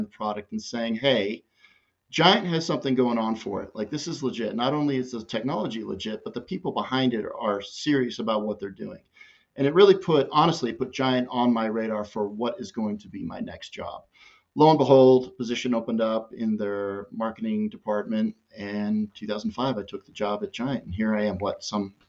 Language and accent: English; Southern California, United States; moved away; also born or lived in Utah; I grew up in Southern California